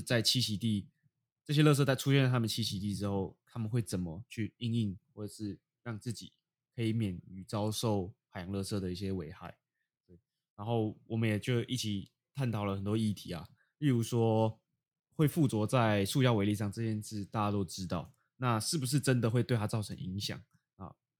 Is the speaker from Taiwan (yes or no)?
yes; Taipei, Taiwan; moved away as an adult; 当我在台北生活了十八年，十八年，然后突然搬离到，搬到海边生活